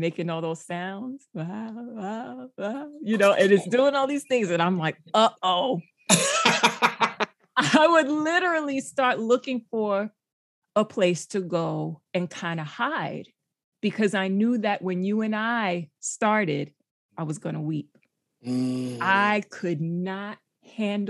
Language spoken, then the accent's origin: English; New York City, New York, United States; I grew up in the Bronx, and the apartment that we lived in, it's still a place that I go